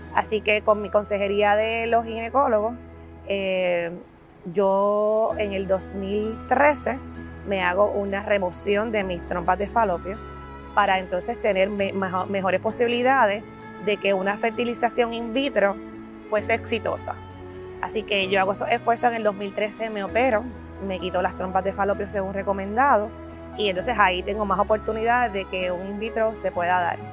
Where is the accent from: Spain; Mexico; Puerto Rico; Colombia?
Puerto Rico; Como muchos puertorriqueños